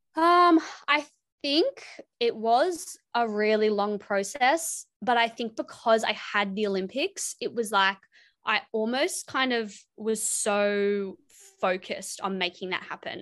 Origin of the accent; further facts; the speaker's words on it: Wollongong, New South Wales, Australia; I'm from Wollongong, New South Wales